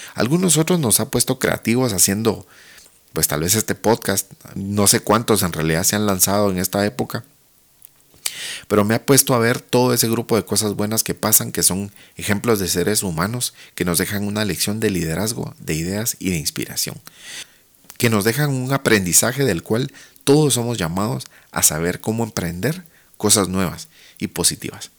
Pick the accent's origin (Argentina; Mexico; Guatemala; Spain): Guatemala; soy guatemalteco, profesional de marketing